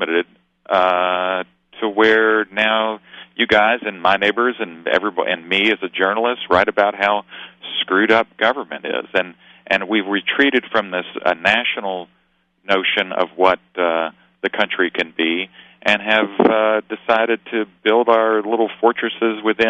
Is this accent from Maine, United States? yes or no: no; Kentucky, United States; now in Austin, United States; I came from Kentucky